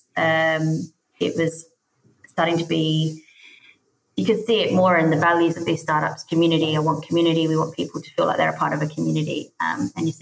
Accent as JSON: {"language": "English", "country": "Australia", "also_born_or_lived": "Adelaide, Australia / Melbourne, Australia / United Kingdom", "moved": "as an adult", "lives_now": "Cyprus", "said": "I am Australian, living at the moment in Cyprus"}